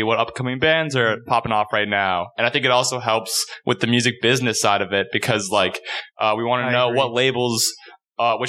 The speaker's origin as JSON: {"language": "English", "town": "Croton Falls", "region": "New York", "country": "United States", "tie": "born or raised there", "said": "We grew up around Croton Falls, New York."}